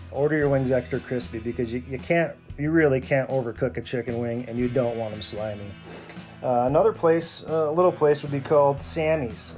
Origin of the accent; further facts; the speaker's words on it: Western New York, United States; moved away; Back in Western New York, they have all kinds of clubs, uh, like the Moose Club, the Beaver Club, the Kosciuszko Club, and all these different areas of my hometown